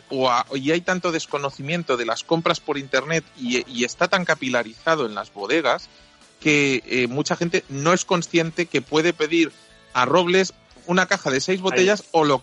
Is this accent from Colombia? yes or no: no; Catalonia, Spain; No, soy catalán